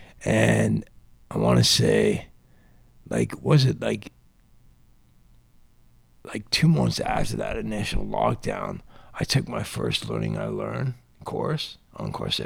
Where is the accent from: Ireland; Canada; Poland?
Canada; London, Ontario; I was born and raised in London, Ontario.